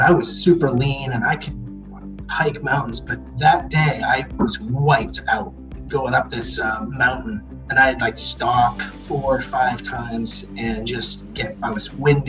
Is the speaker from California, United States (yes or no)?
no; Falmouth, Maine, United States; also born or lived in West Cumberland, Maine / Sebago Lake, Maine / Colorado / Connecticut; So I grew up in Falmouth. I went through middle school, K through 9 at Falmouth. And then my mom moved to West Cumberland. I grew up in West Cumberland and went to Greeley and graduated from Greeley High School.